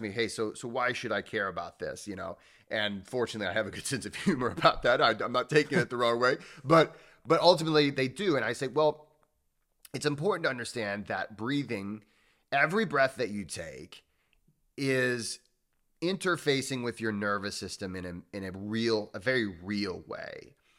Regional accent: Midwest, United States; I grew up in the Midwest

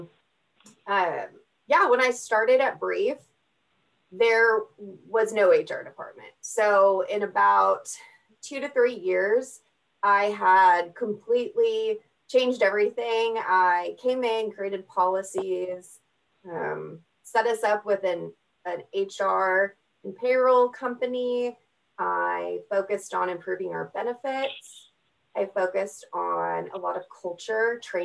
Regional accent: Texas, United States; moved away as an adult; also born or lived in Oklahoma City, United States; now in Tulsa, United States; I'm from Texas

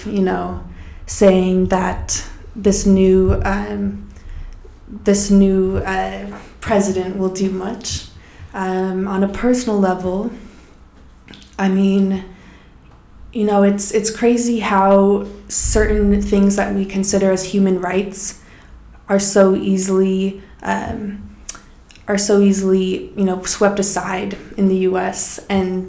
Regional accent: Colorado, United States; I'm from Colorado

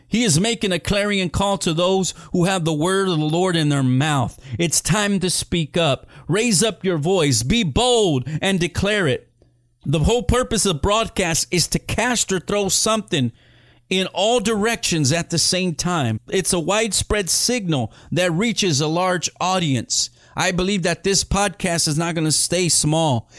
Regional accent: Edinburg, Texas, United States; That's where I'm from. I'm from Edinburgh, Texas

